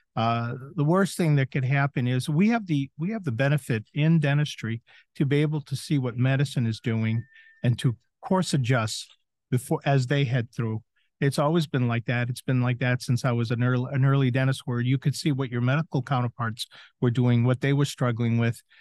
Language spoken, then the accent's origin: English; southern Maine, United States; moved away as an adult; also born or lived in Chicago; now in Florida, United States; did a scratch start in my hometown in southern Maine